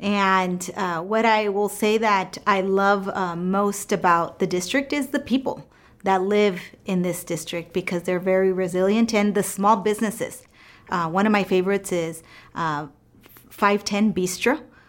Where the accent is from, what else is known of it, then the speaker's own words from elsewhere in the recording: California, United States; I was born and raised in the Central Valley, first generation daughter of farm worker immigrants that came here in the 70s in search of a better opportunity and life for their kids.